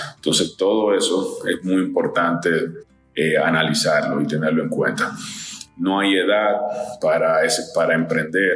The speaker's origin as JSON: {"language": "Spanish", "country": "Dominican Republic", "said": "soy dominicano"}